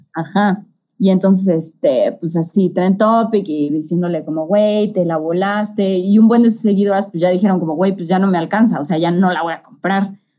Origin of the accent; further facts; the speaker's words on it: Mexico City, Mexico; nosotros que somos de la CDMX